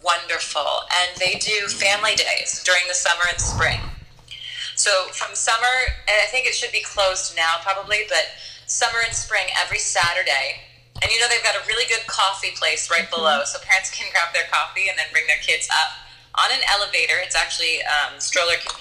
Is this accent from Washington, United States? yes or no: yes; Seattle, Washington, United States; now in Astoria, United States; I'm actually from the Pacific Northwest originally, mm-hmm. from Seattle.